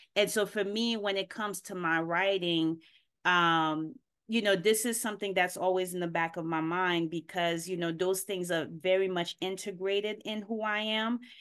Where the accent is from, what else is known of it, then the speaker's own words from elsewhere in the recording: Haiti; moved away; I was born here, but I grew up in Haiti